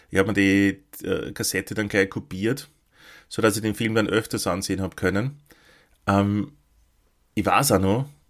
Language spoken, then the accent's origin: German; Lower Austria, Austria; in dem Ort wo ich aufgewachsen bin, natürlich keine gegeben, sondern im nächstgrößeren, in Krems.